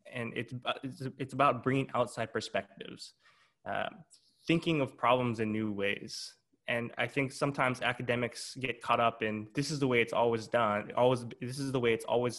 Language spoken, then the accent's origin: English; Hawaii, United States; moved away; also born or lived in Big Island; I'm born and raised in Hawaii